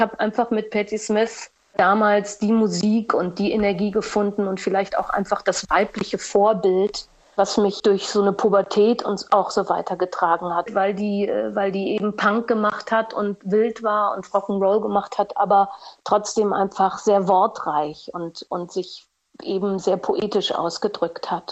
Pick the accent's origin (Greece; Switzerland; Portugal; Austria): Portugal; moved away as an adult; also born or lived in Düsseldorf / Cologne / Berlin; ich bin ja in Portugal aufgewachsen